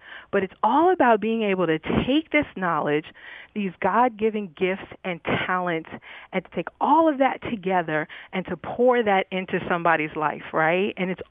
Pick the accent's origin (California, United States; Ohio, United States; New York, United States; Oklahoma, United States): New York, United States; now in Dallas, United States; I'm a New Yorker